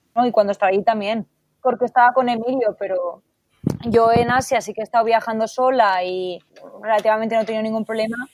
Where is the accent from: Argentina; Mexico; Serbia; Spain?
Spain; Estoy en una asociación aquí en mi país de origen